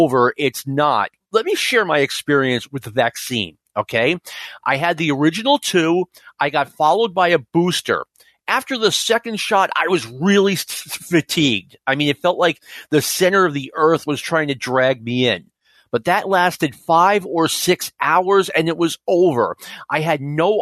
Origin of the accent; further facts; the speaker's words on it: Nashua, New Hampshire, United States; I grew up in Nashua, New Hampshire around here